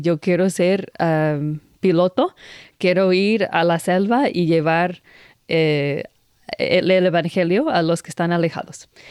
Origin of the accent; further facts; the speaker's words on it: Maine, United States; Spanish is a second language; yo nací en el noreste de los Estados Unidos, en un, un estado que se llama Maine.